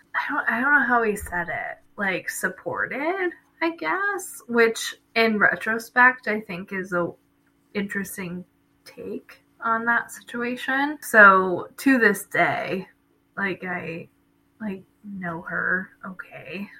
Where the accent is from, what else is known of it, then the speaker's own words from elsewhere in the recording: New Jersey, United States; moved away; also born or lived in Nazareth; I'm from Jersey, but I came to Nazareth